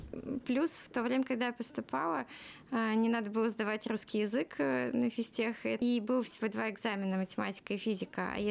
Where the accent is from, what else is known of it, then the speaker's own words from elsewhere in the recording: Moscow Oblast, Russia; так как я из Подмосковья, то общежитие фактически только физтех давал, а остальные вузы нет.